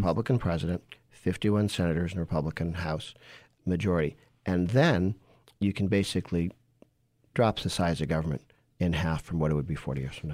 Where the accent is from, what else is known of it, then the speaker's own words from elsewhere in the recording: Massachusetts, United States; I grew up in Massachusetts